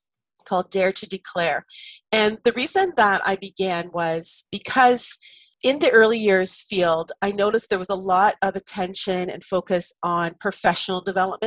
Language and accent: English; Canada; I'm Canadian